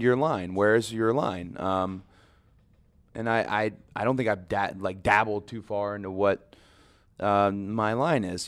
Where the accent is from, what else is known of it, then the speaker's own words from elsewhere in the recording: the South, United States; I'm from the South.